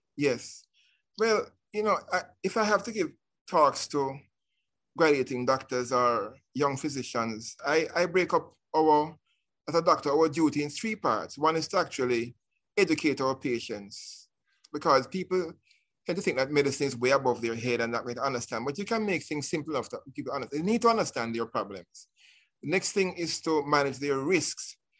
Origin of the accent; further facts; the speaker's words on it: Kingston, Jamaica; I was um, born in poor surroundings in um, Greenwich, people call Greenwich Farm, Greenwich Town